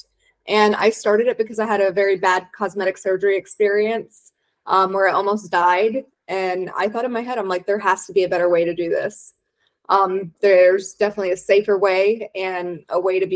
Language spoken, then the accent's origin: English; Tampa, Florida, United States; I'm from Tampa